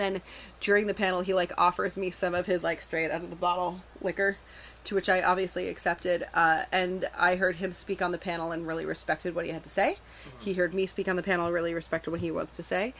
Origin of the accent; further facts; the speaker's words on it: Canada; I grew up in Canada. We are forced to learn French.